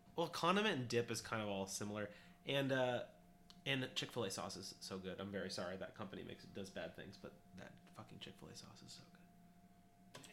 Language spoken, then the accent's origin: English; California, United States; we're from California